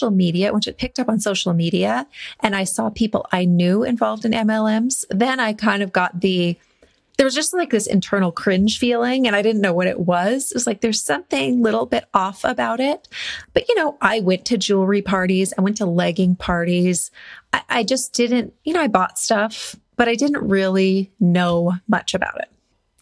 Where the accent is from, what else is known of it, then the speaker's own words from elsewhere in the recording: Montana, United States; also born or lived in Portland, Oregon / Doylestown, Pennsylvania / Seattle, Washington; now in Bend, United States; we're originally from Montana.